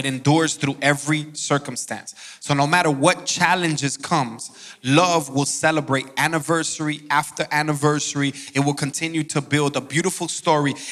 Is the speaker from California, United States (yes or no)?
no; Miami, Florida, United States; moved away as an adult; now in Georgia, United States; I'm from Miami, Florida